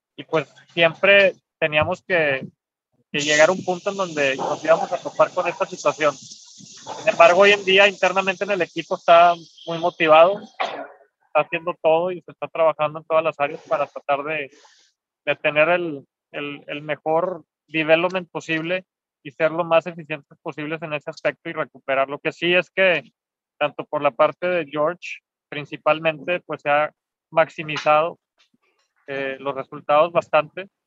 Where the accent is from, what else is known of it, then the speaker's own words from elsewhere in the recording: Mexico; como mexicano